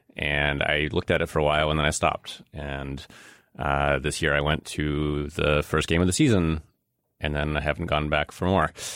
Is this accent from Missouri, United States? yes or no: no; Chicago, Illinois, United States; also born or lived in Russia; I grew up in Chicago during the early nineties while the Bulls were the Bulls.